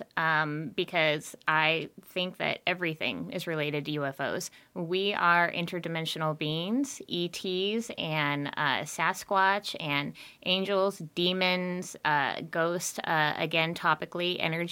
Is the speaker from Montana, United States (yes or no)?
yes; Montana, United States; I'm from Montana.